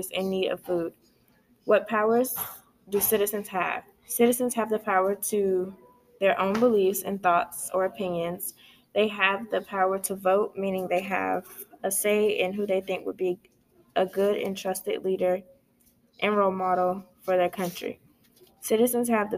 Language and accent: English; United States; as an American citizen